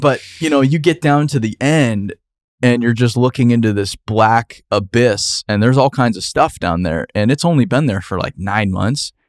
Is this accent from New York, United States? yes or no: no; Phoenix, Arizona, United States; growing up in Phoenix, Arizona